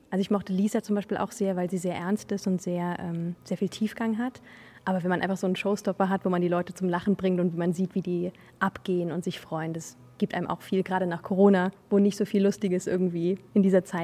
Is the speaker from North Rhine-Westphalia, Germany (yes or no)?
no; Saarland, Germany; also born or lived in Leipzig; weil ich komme eigentlich aus dem Saarland ursprünglich. Aber ich habe in Leipzig studiert